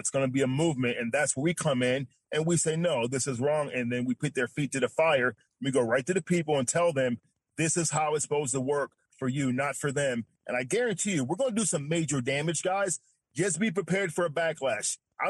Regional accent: New York, United States; now in Texas, United States; And like I said, when I came from New York to here, I thought this is a pillar of Republican values, Texas.

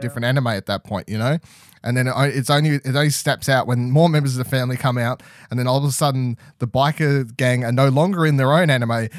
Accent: Australia; us as Australian audiences

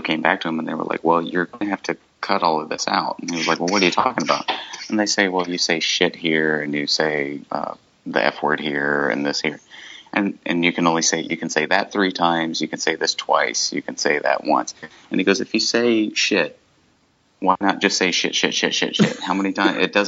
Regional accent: Nashville, Tennessee, United States; I grew up in Nashville.

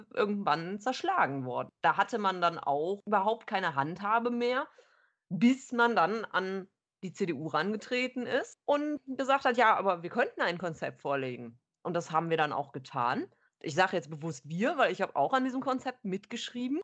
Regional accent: Cologne, North Rhine-Westphalia, Germany; weil ich überhaupt kein Karnevalist bin und das als Kölnerin

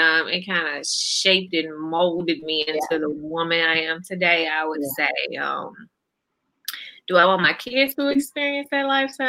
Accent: Grenada, Mississippi, United States; also born or lived in Jackson, Mississippi; I'm from Grenada, and I ended up going to college in Jackson at Jackson State, and it was a culture shock for me when I went. Like where I'm from is very diverse.

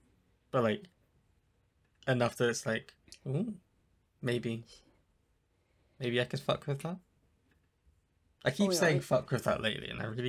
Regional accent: New Zealand; Yeah, I'm originally from New Zealand.

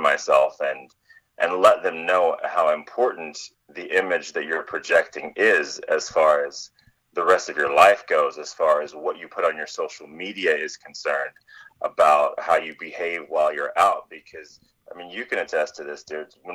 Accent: Kentucky, United States; I was essentially selling my services in my hometown

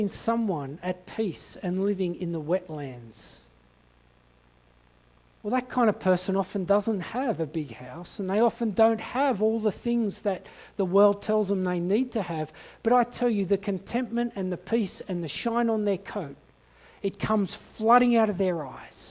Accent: Blacktown, New South Wales, Australia; also born or lived in Kimberley; now in Blue Mountains, Australia; we had a 2-year stint in Blacktown, where I was born in Western Sydney

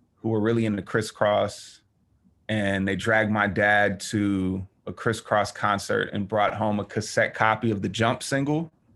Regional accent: River Forest, Illinois, United States; also born or lived in Chicago; I was born in Chicago, but I was raised in the suburb of Chicago called River Forest

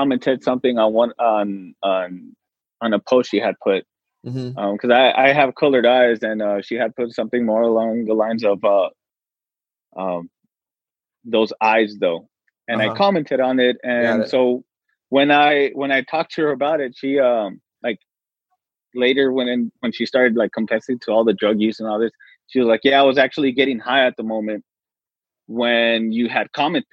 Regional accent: El Paso, Texas, United States; we're from Texas. We're from El Paso

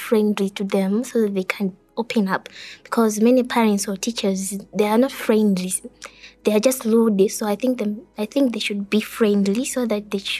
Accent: Malawi; I'm from Malawi and I'm in grade 8.

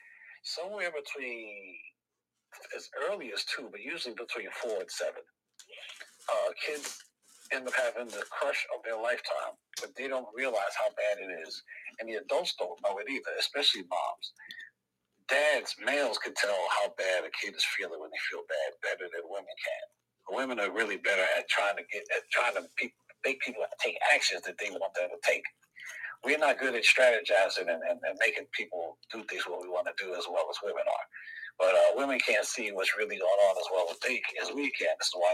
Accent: New York City, New York, United States; I grew up in the South Bronx

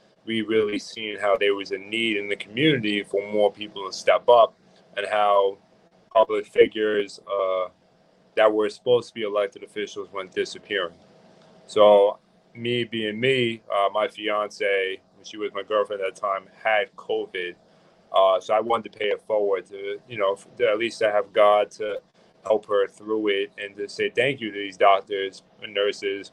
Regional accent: Yonkers, New York, United States; I was born in Yonkers. I was raised here my entire life.

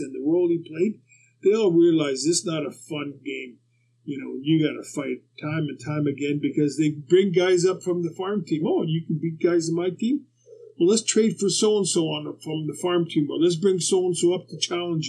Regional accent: Winnipeg, Manitoba, Canada; growing up in Winnipeg

